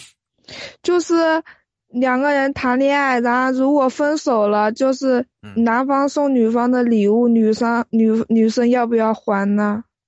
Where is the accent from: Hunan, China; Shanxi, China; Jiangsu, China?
Jiangsu, China; Suqian; 我来自江苏宿迁， 我今年二十三岁